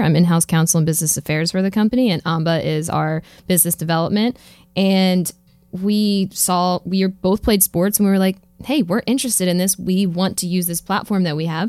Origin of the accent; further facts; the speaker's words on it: Philadelphia, Pennsylvania, United States; i'm from philadelphia